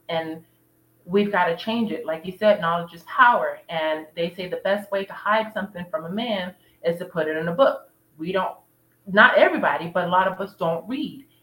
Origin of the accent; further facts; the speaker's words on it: United States; We're just American, so we're Black Americans